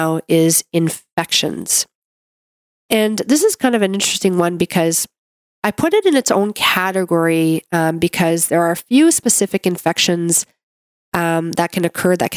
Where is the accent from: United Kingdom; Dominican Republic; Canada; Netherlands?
Canada; I'm a Canadian medical doctor